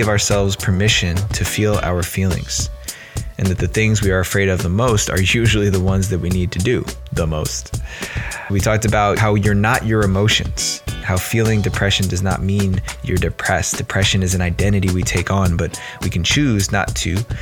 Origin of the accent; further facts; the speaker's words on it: New Jersey, United States; accent: New Jersey; moved away; my New Jersey accent's going to be in full effect